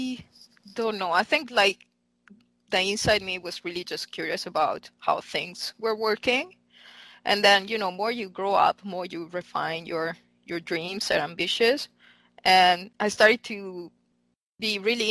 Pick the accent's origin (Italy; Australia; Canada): Italy; Milan, Lombardy; English is a second language; moved away as an adult; also born or lived in Heidelberg, Germany; now in Philadelphia, United States; I'm actually Italian. So I'm from Milan, and I actually studied in Italy